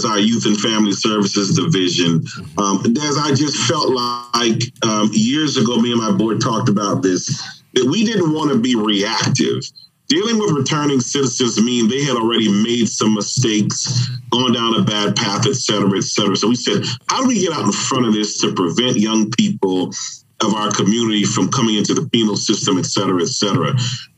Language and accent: English; Miami, Florida, United States; I'm from Dade County